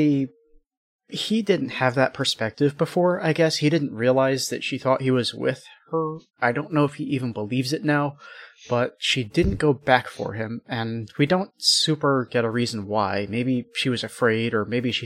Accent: United States; I'm American

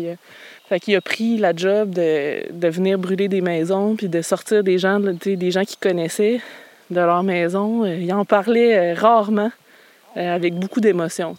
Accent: Quebec City, Quebec, Canada; moved away as an adult; also born or lived in Anse-au-Griffon, Quebec; now in Gaspé, Canada; je suis née à Québec

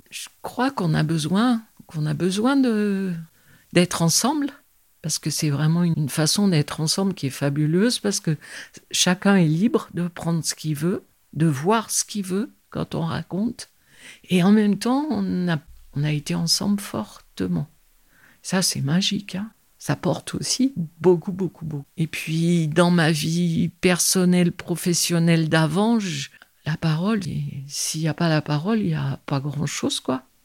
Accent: Vizille, Auvergne-Rhône-Alpes, France; also born or lived in Lyon; je suis pas née en Dauphiné, je suis née à Lyon. Quand je suis arrivée, j'avais 5 ans, aux alentours de Visil

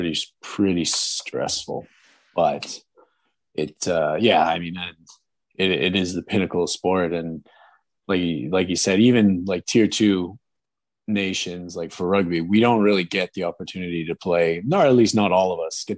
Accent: Ormstown, Quebec, Canada; my hometown, from Ormstown

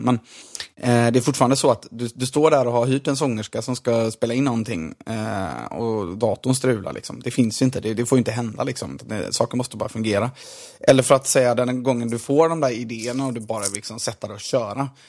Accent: Gothenburg, Västra Götaland, Sweden; som göteborgare

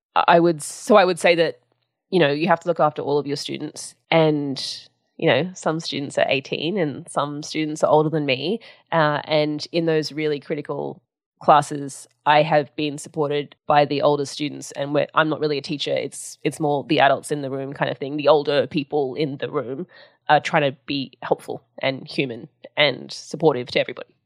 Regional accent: Sydney, New South Wales, Australia; I grew up in Sydney, in New South Wales, um, in Balmain

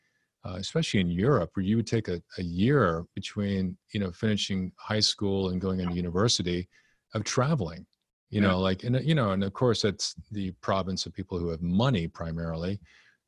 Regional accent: Texas, United States; also born or lived in Japan; So I grew up in Texas

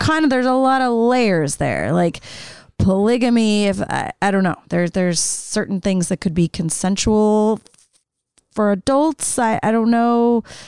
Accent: Salt Lake City, Utah, United States; growing up in Salt Lake

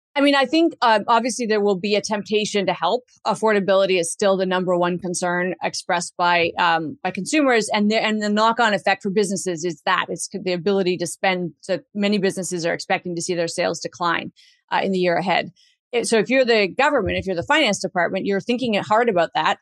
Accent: Canada; as a Canadian

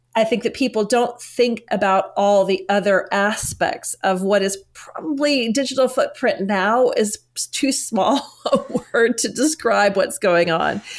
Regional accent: United States; moved away as an adult; now in London, United Kingdom; originally I'm from the United States

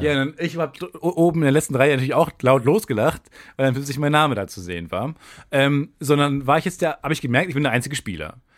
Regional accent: Cologne, North Rhine-Westphalia, Germany; Ich als Kölner

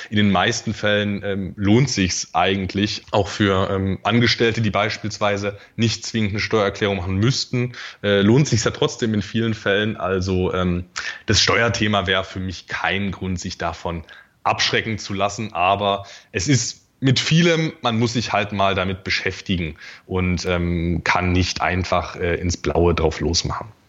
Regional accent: Dresden, Saxony, Germany; also born or lived in Erzgebirge; now in Magdeburg, Germany; Aufgewachsen bin ich dann aber in, in, in Dresden

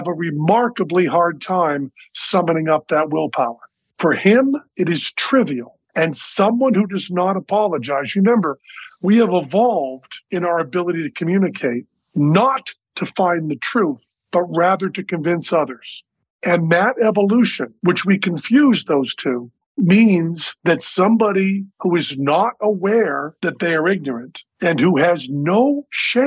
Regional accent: Massachusetts, United States; I'm from Massachusetts

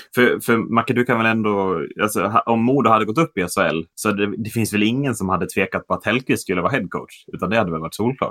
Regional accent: Sweden; vi är svenskar

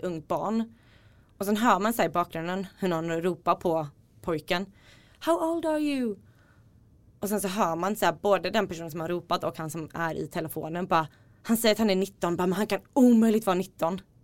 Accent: Småland, Sweden; also born or lived in Iceland; jag är ursprungligen från Island men uppvuxen i Småland

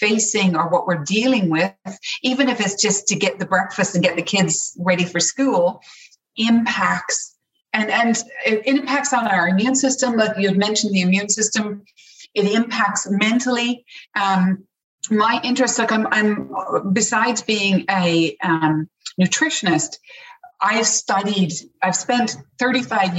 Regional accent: Newfoundland and Labrador, Canada; moved away as an adult; also born or lived in Toronto; now in Ireland; I grew up in Newfoundland.

